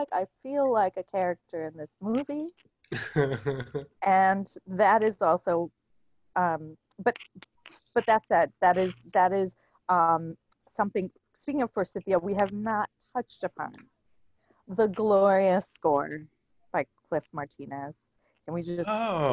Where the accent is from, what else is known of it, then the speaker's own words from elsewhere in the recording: India; moved away; I was born in India